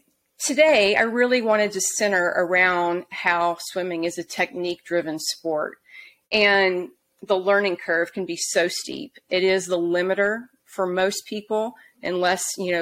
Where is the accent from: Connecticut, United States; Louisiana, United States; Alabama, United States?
Alabama, United States; Auburn; now in Salt Lake City, United States; I grew up in Auburn, Alabama